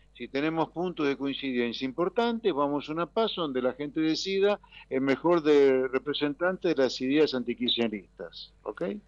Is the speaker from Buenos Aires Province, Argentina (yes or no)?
yes; Pergamino, Buenos Aires Province, Argentina; bonaerense, nacido en Pergamino, provincia de Buenos Aires, vivo en la provincia